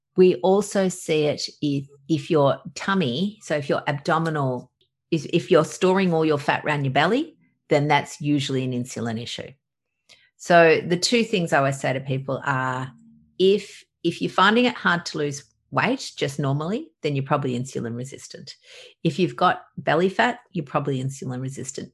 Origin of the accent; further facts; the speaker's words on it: Australia; obviously from my accent i'm from australia